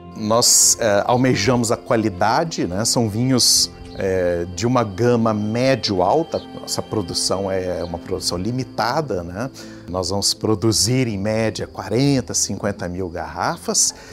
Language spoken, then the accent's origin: Portuguese; Brazil; now in Portugal; como brasileiros